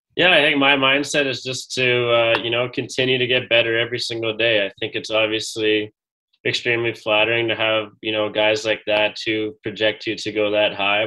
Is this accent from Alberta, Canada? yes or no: yes; Edmonton, Alberta, Canada; growing up in Edmonton, I got a chance to watch uh, the Oil Kings